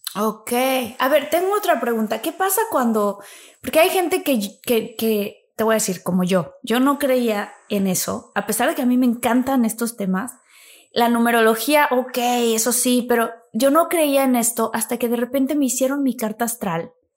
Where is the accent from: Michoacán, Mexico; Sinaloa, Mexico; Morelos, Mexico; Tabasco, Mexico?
Tabasco, Mexico; moved away; como soy tabasqueña, pues igual allá el calorcito es